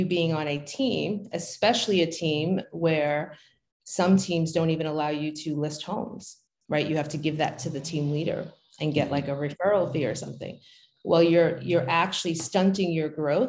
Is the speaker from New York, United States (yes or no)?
yes; New York City, New York, United States; moved away as an adult; also born or lived in New Jersey; now in Pennsylvania, United States; growing up in Brooklyn